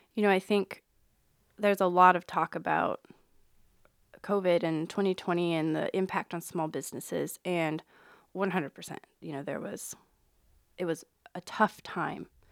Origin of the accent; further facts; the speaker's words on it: Reno, Nevada, United States; also born or lived in West Point, Nebraska / Omaha, Nebraska; now in Council Bluffs, United States; I grew up in Reno, Nevada, and then moved to a small town in West Point, Nebraska